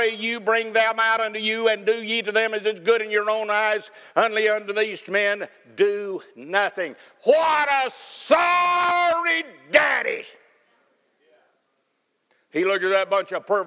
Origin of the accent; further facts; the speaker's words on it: Cookeville, Tennessee, United States; when I was growing up in Cookeville, Tennessee